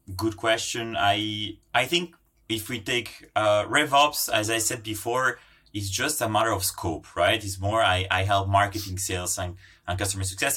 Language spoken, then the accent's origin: English; Brussels, Brussels-Capital Region, Belgium; also born or lived in Italy; I'm Italian Finnish. Um, I born in Italy, grown up in Brussels, uh, which is home today